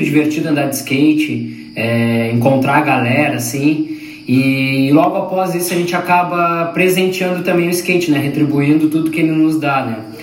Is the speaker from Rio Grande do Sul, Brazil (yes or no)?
yes; Pelotas, Rio Grande do Sul, Brazil; eu sou de Pelotas